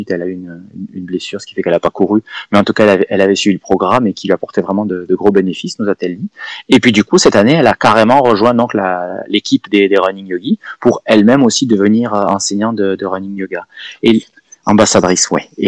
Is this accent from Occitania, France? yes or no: yes; Perpignan, Occitania, France; moved away as an adult; also born or lived in Lyon; je suis de Perpignan, je suis né à Perpignan, j'ai grandi par là-bas donc euh, dans le sud et au bord de la mer. J'ai fait mes études à Lyon.